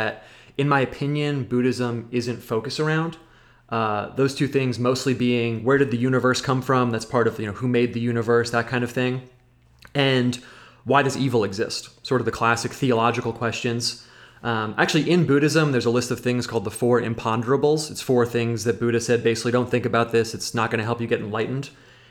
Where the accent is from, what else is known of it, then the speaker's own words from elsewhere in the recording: United States; I'm American